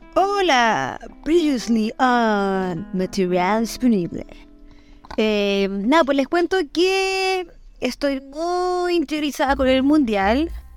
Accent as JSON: {"language": "Spanish", "country": "Chile", "said": "nosotros como chilenos estábamos muy acostumbrados a la idiosincrasia chilena"}